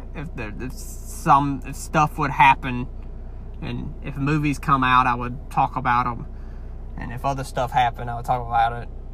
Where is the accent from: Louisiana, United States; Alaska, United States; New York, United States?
Louisiana, United States; accent: heavy Southern; I know that I have a heavy, somewhat heavy Southern accent. I know it. It's normal to me, but I know I do. Um, a lot of people wanna when I went to the North, northern United States. Um, a lot of people have a hard time understanding me because it's like I'm from another country to them. Louisiana kind of is a different country